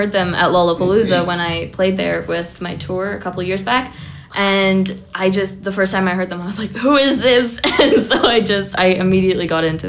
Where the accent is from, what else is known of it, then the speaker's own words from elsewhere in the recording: Scotland, United Kingdom; born there; Yeah, I was born in Scotland.